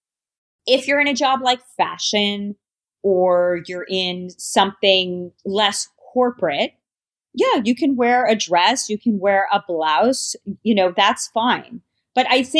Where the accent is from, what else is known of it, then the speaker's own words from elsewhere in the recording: New York, United States; I am a New Yorker